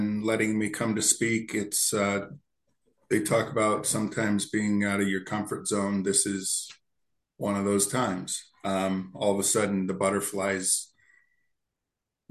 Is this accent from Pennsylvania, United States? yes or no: yes; Berwick, Pennsylvania, United States; also born or lived in Lancaster, Pennsylvania; I grew up in Berwick, Pennsylvania, a little s steel town